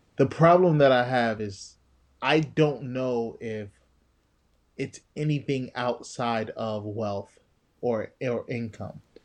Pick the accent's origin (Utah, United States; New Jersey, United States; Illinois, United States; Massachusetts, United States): New Jersey, United States; I'm from Jersey